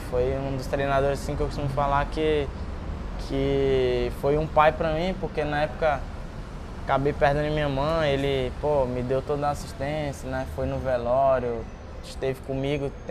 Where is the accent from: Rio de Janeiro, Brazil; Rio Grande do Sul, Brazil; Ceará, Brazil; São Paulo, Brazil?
Ceará, Brazil; moved away; Quando saí do Ceará, eu não tinha muita.